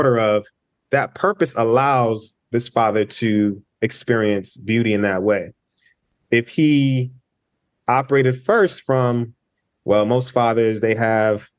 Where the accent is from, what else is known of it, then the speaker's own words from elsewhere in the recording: United States; being in the States, being a first generation Nigerian American